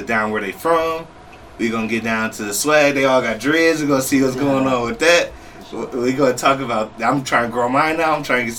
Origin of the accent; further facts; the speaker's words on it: Toledo, Ohio, United States; I'm from Toledo, Ohio.